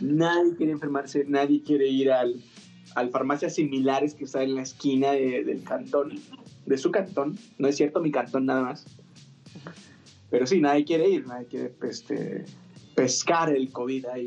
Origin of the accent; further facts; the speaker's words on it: Rancho Viejo, Mexico; moved away; sí recuerdo que allá en mi pueblito, allá en Rancho Viejo